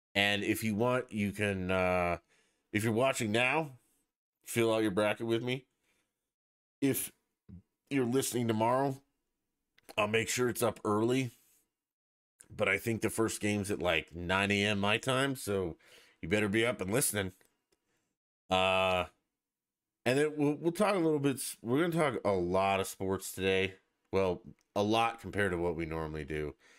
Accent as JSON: {"language": "English", "region": "Colorado", "country": "United States", "said": "I'm from Colorado"}